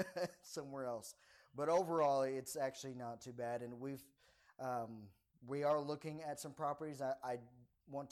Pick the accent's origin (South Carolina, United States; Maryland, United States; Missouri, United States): Maryland, United States; moved away; I'm originally from Maryland